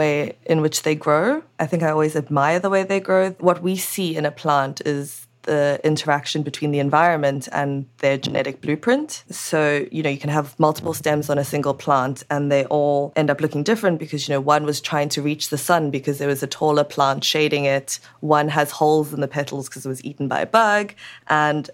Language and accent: English; Cape Town, Western Cape, South Africa; moved away as an adult; also born or lived in Edinburgh, United Kingdom; I'm originally from Cape Town and my parents are from Shanghai, China.